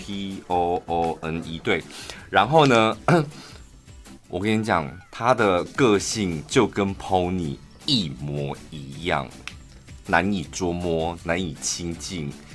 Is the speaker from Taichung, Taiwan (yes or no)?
yes; Taichung, Taiwan; 我们都是台中人